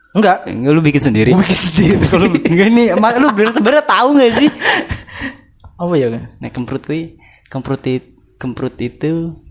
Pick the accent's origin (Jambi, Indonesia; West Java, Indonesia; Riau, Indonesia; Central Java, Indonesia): West Java, Indonesia; bahasa Sunda nggak bisa lahir di Jawa tapi gedenya di tanah Sunda